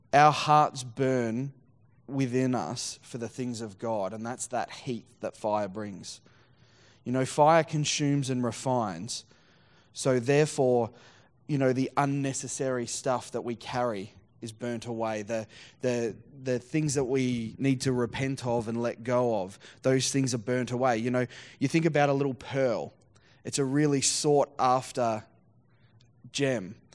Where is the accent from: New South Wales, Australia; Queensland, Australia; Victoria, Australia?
Victoria, Australia; Geelong; also born or lived in Surf Coast, Victoria; I grew up down in Geelong and, uh, and then rural down the surf coast.